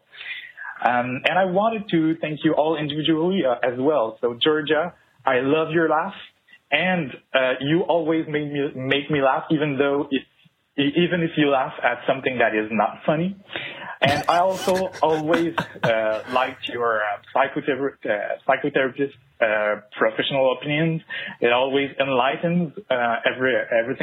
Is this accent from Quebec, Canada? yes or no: yes; Quebec City, Quebec, Canada; first language French; English is a second language; I'm from Quebec City, so my native language is French